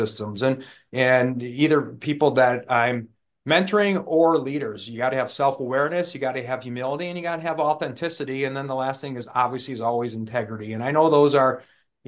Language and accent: English; New Glarus, Wisconsin, United States; now in Houston, United States; my hometown is New Glarus. If you've heard of Spotted Cow beer in Wisconsin, that's my hometown